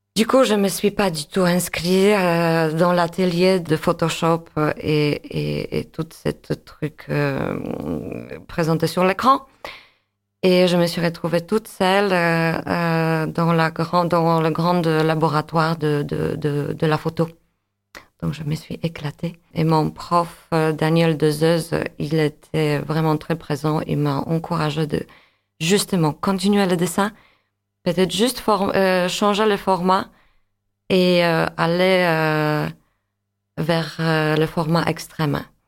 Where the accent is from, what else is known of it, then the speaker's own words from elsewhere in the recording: Łódź, Łódź Voivodeship, Poland; French is a second language; moved away as an adult; now in Montpellier, France; je suis d'origine polonaise. Euh, je suis née à Lodz, Łódź.